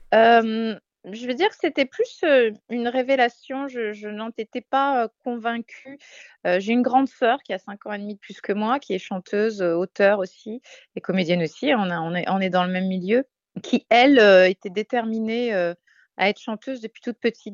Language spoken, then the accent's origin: French; Marseille, Provence-Alpes-Côte d'Azur, France; moved away; on est des Marseillaises à la base